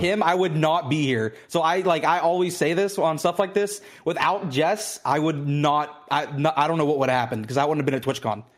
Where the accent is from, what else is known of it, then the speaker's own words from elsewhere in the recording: Pittsburgh, Pennsylvania, United States; moved away as an adult; now in Houston, United States; I'm originally from, uh, Pittsburgh, Pennsylvania